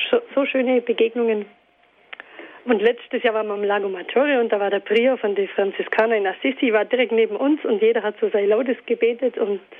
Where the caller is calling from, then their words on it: Altusried, Bavaria, Germany; Guten Abend, ich komme aus Altesried.